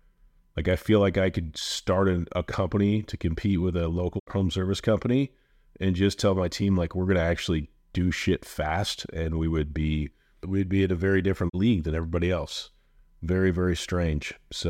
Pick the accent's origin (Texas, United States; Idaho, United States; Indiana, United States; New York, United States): Indiana, United States; So again, I'm from Central Indiana. Way I was raised, work hard, get ahead, play hard, that type of thing